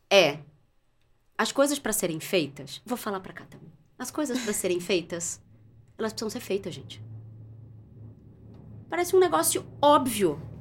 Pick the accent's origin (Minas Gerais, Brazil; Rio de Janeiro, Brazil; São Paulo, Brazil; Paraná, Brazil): Minas Gerais, Brazil; Barbacena; Quando eu era criança pequena lá em Barbacena, eu ficava muito brava porque as pessoas me procuravam no trabalho só para me dar problema.